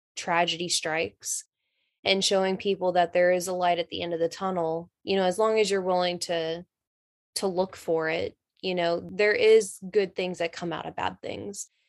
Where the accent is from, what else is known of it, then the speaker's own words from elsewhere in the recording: North Carolina, United States; I'm from North Carolina, so I know all about, like, the South